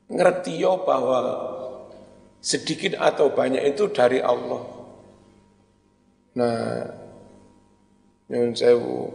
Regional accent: Kanigoro, East Java, Indonesia; now in Malang, Indonesia; Pas saya jadi ketua NU Kota Malang, wis kene joli-jolan. Aku wong Kanigoro ning Malang, pon wong ngundang legi nang Kanigoro.

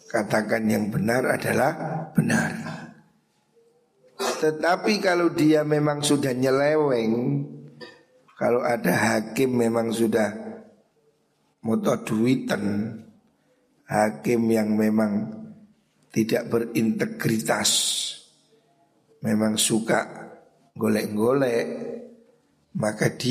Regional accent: Java, Indonesia; Makanya kita orang Jawa ini biasa kirim tungo

